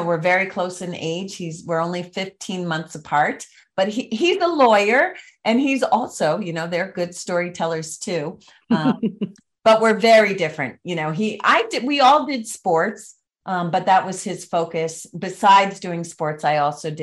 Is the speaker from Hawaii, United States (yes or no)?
no; Connecticut, United States; the small town that I grew up in Connecticut